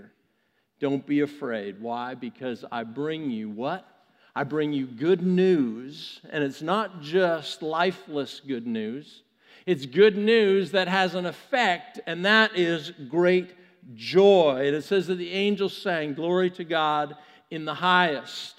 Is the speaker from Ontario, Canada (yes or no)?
no; Vancouver, British Columbia, Canada; now in United States; when the Olympics were in my hometown in 2010